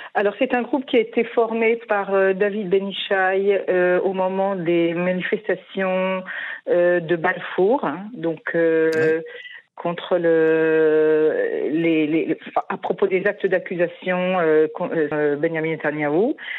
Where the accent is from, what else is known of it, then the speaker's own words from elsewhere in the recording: France; now in Israel; en tant que Français